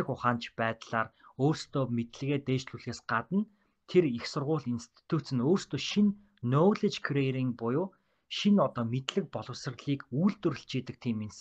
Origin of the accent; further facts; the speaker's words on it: Ulaanbaatar, Mongolia; moved away as an adult; also born or lived in Minnesota, United States; би англи хэлэндээ бол улсын сургуультай нийслэлийн Сүхбаатар дүүргийн 47 дахь дунд сургууль гэдэг сургуулиас төгссөн.